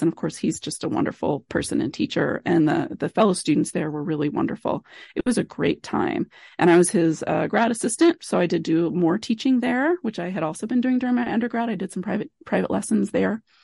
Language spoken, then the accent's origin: English; Billings, Montana, United States; moved away as an adult; also born or lived in Kansas / Ann Arbor, Michigan / Nacogdoches, Texas / Great Falls, Montana; I did grow up in Billings, which is one of the biggest cities